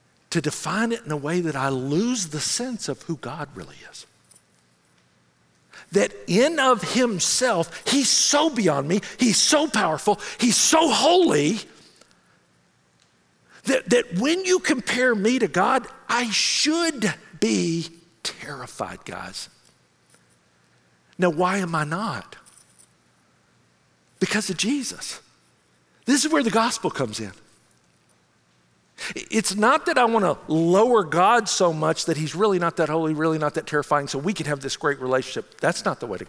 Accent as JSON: {"language": "English", "town": "Memphis", "region": "Tennessee", "country": "United States", "tie": "born or raised there", "said": "I grew up in Memphis"}